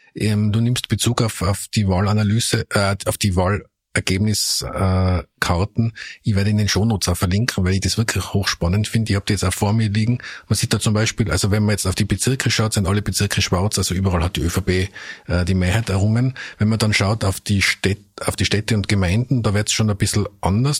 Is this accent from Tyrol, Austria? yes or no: yes; Tyrol, Austria; als Tiroler